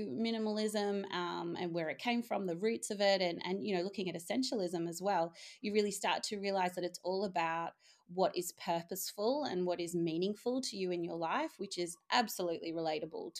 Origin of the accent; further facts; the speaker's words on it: Australia; moved away as an adult; also born or lived in Singapore / Netherlands; now in Maastricht, Netherlands; you can probably tell from my accent, I'm Australian